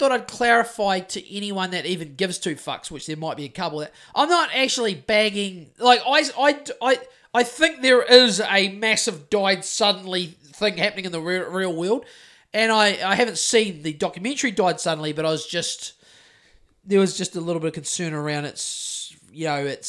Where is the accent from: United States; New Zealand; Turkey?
New Zealand; I've got to say that correctly because I'm from New Zealand